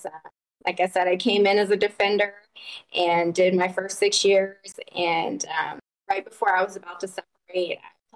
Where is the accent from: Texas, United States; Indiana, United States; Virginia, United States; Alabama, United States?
Virginia, United States; Virginia Beach; moved away as an adult; my hometown is actually Virginia Beach, Virginia.